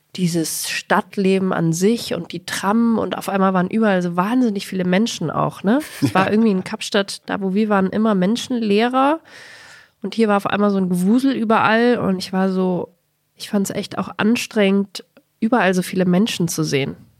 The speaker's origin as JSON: {"language": "German", "region": "Bavaria", "country": "Germany", "moved": "yes", "lives_now": "Berlin, Germany", "said": "Ich als Bayerin"}